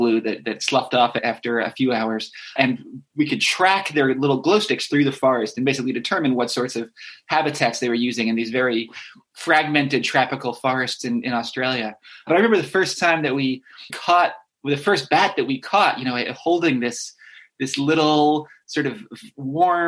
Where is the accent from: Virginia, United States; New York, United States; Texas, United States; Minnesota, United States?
New York, United States; Westchester County; I grew up in New York State in Westchester County